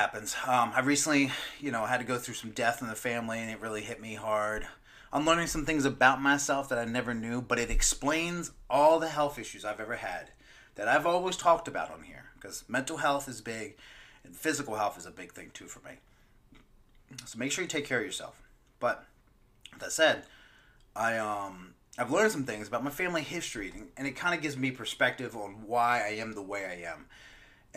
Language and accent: English; Maryland, United States; Growing up, my boys, cookouts, crabs, growing up in Maryland